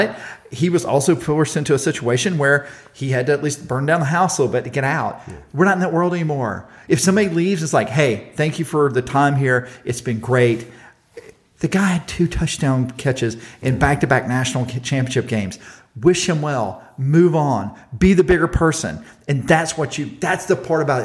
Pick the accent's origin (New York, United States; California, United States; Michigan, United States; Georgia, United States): Georgia, United States; Pierce County; I am from Pierce County, Georgia